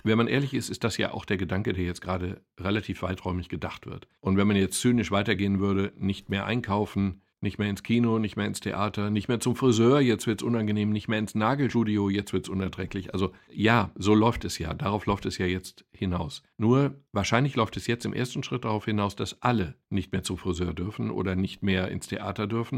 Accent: Castrop-Rauxel, North Rhine-Westphalia, Germany; bei uns in Kastrop

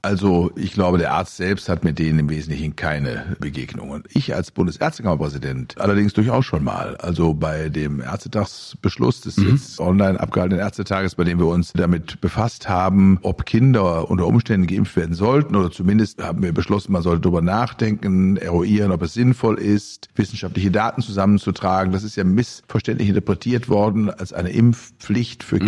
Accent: Germany; bei uns in Deutschland

